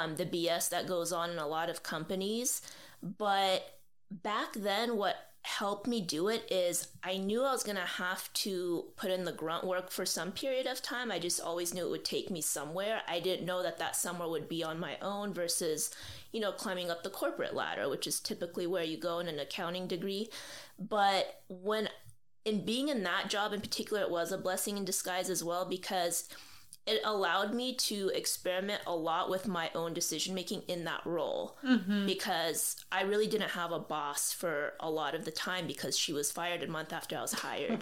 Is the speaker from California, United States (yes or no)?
yes; Burbank, California, United States; also born or lived in Arizona / Lebanon; we moved back 6 months later and to Southern California, various cities, and we settled in Burbank when I started about second grade, and I've been in the city ever since